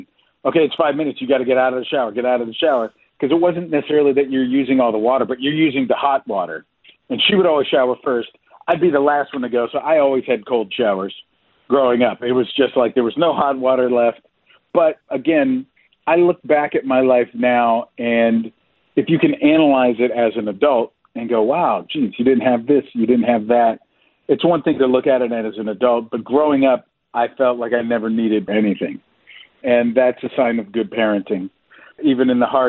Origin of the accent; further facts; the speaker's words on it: near Pittsburgh, Western Pennsylvania, United States; I grew up in Western Pennsylvania, about 20 minutes west of downtown Pittsburgh